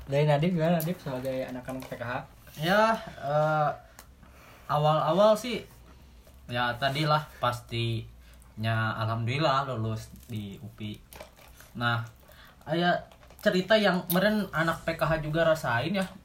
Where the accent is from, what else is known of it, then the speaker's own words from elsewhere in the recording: Cimahi, West Java, Indonesia; karena emang aku orang Cimahi dan kamu di Cimahi